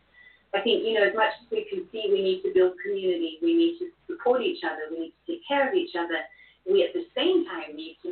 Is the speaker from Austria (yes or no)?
yes; Austria; Then I grew up in Austria, which is a Catholic country